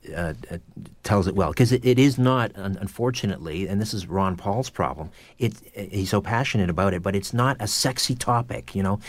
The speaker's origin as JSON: {"language": "English", "town": "Brantford", "region": "Ontario", "country": "Canada", "tie": "born or raised there", "said": "my hometown of Brantford, Ontario"}